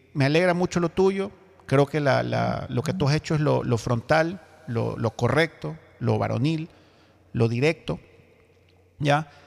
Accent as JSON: {"language": "Spanish", "country": "Ecuador", "said": "todos como ecuatorianos"}